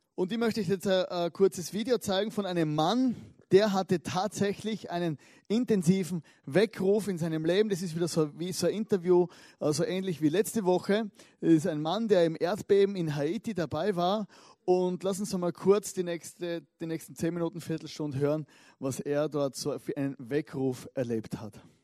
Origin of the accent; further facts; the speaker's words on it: Austria; als Österreicher, äh, als verletzte österreichische Fußballseele